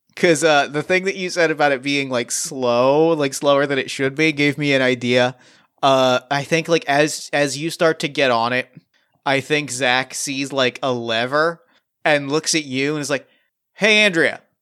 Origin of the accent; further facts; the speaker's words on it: New Jersey, United States; I grew up in New Jersey